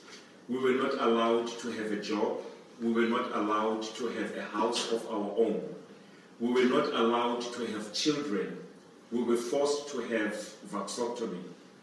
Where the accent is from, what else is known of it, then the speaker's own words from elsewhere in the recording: Cape Town, Western Cape, South Africa; I am from Cape Town.